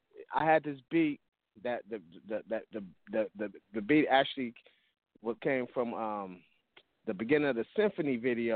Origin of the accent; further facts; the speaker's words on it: Toledo, Ohio, United States; I grew up, man. I grew up in Toledo, so, you know, before I moved, I started DJing while I was in Toledo